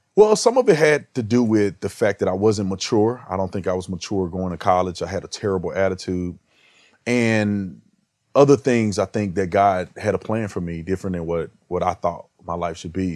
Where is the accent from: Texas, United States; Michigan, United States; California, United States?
Texas, United States; growing up in Texas